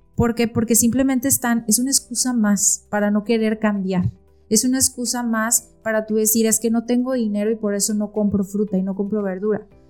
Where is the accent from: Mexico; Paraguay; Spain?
Mexico; soy nutrióloga mexicana